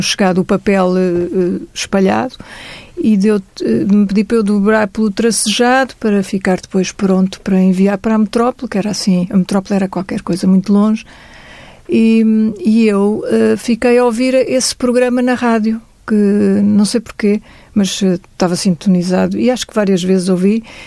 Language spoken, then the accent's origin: Portuguese; Luanda, Luanda Province, Angola; moved away; a minha infância em Angola, e neste caso em Luanda, era feliz